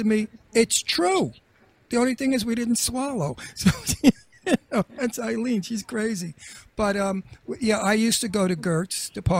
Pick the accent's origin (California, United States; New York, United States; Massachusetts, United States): New York, United States; Astoria; Yeah. I'm from Astoria where mostly everybody was Italian, right?